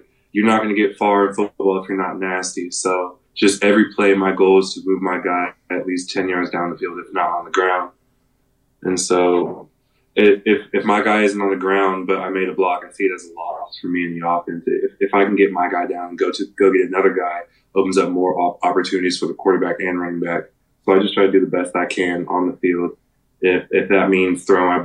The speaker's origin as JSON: {"language": "English", "region": "Texas", "country": "United States", "said": "I was from Texas"}